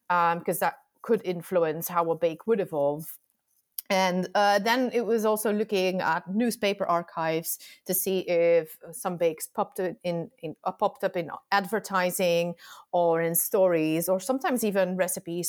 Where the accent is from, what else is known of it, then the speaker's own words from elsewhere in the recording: Antwerp, Flanders, Belgium; I am from Belgium, from Flanders, Antwerp